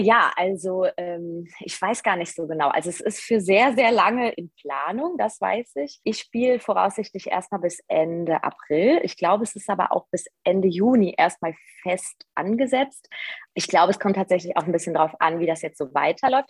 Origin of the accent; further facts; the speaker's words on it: Hachenburg, Rhineland-Palatinate, Germany; now in Düsseldorf, Germany; ich komme aus Hachenburg, aus dem Westerwald. Das ist in Rheinland-Pfalz. Äh, da bin ich geboren